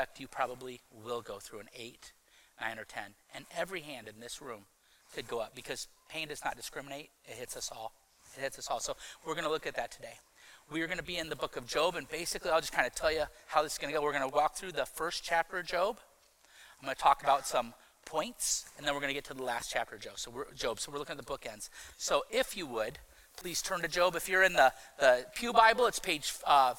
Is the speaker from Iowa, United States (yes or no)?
yes; Iowa City, Iowa, United States; I was from Iowa City at the time. That's where I grew up.